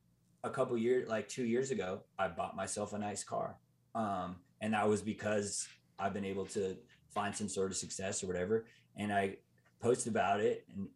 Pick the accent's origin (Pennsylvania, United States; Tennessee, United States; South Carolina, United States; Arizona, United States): Arizona, United States; Mesa; I'm from Phoenix. Phoenix. I'm from Mesa, actually.